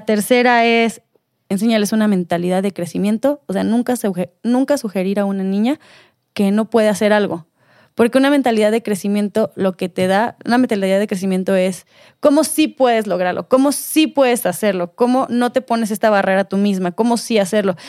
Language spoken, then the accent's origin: Spanish; Mexico; nosotros aquí en México